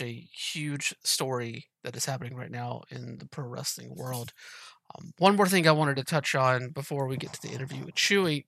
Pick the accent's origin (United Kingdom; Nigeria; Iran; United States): United States; Moultrie, Georgia; moved away; also born or lived in Pacific Northwest; I'm from Georgia originally